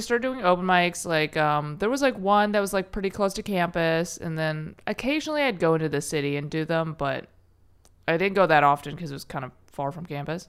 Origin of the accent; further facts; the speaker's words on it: Chicago, Illinois, United States; also born or lived in Berkeley; now in Los Angeles, United States; I was born in Chicago.